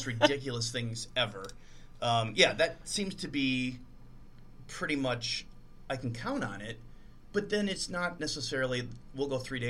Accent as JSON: {"language": "English", "town": "Dubuque", "region": "Iowa", "country": "United States", "said": "I'm from Dubuque originally, and so is my ex-wife."}